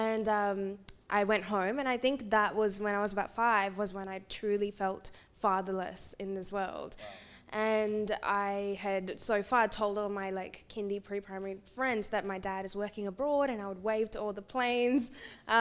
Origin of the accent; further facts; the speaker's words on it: India; moved away; I was born in India, and I was born in a predominantly female household with my aunties and grandmas and mum